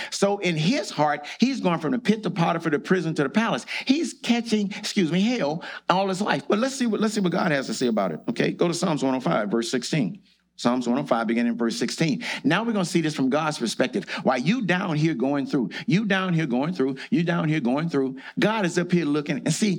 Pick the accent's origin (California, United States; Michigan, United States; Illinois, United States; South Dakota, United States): California, United States; Compton; also born or lived in Louisiana; I did not like growing up in Compton. I'm from Louisiana. I'm black like the people in Compton.